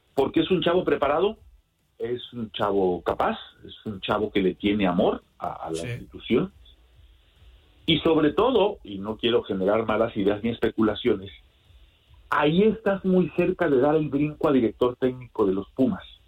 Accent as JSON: {"language": "Spanish", "country": "Mexico", "moved": "yes", "lives_now": "United States", "said": "yo radico en los Estados Unidos, pero soy mexicano"}